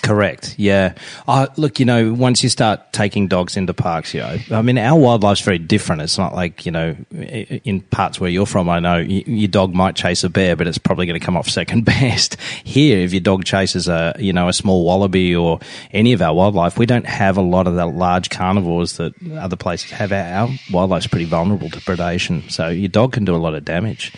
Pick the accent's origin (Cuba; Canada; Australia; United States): Australia; Sydney, New South Wales; I was born and raised in Sydney, Australia